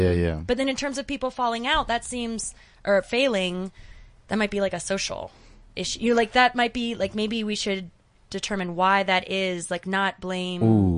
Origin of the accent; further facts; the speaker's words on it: United States; I come from the States